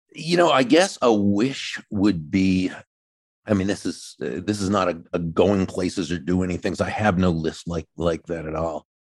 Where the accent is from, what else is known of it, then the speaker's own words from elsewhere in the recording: New England, United States; now in Florida, United States; I grew up in New England, even though I live in Florida now.